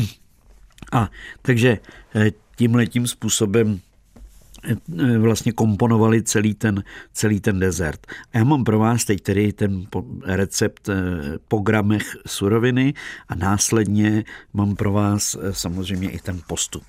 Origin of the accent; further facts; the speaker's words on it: Czechia; jsme Češi